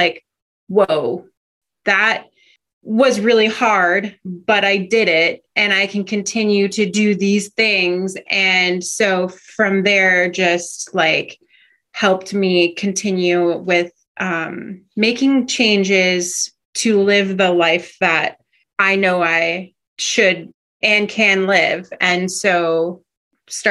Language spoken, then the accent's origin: English; Minnesota, United States; moved away as an adult; now in Alaska, United States; growing up in Minnesota